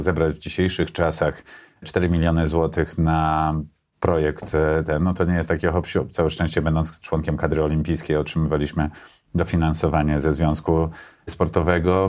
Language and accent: Polish; Warsaw, Masovian Voivodeship, Poland; Ja urodziłem się w Warszawie, na Pradze Południe mieszkałem, tam się wychowałem